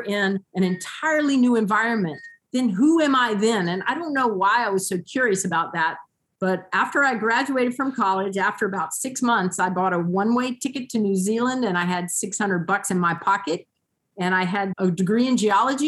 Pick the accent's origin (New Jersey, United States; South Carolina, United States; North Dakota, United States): South Carolina, United States; Columbia; moved away as an adult; now in Mosier, United States; I was born and raised in Columbia, South Carolina.